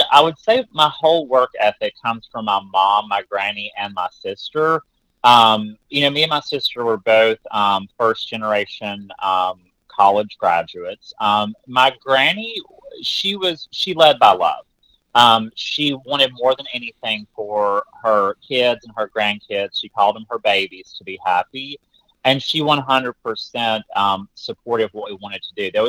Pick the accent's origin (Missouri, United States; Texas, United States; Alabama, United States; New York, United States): Alabama, United States; So you know, I grew up um, my granny played the piano in church, and I always say that my first tour was the revival circuit in Alabama.